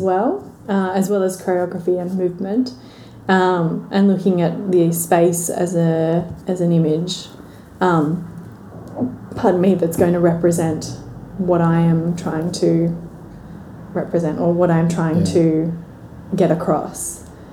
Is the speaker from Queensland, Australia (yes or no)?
no; Milton, New South Wales, Australia; I grew up in Milton down okay. the south coast, so slightly bigger than Braidwood.